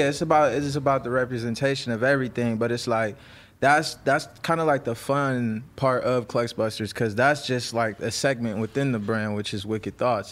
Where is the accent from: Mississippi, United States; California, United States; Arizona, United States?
California, United States; Los Angeles; I'm from the Crenshaw district. I'm, like, born and raised in the Ab